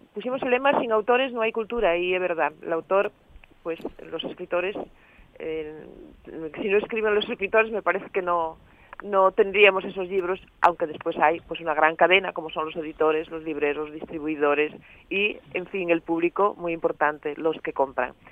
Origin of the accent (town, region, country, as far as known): Asturias, Spain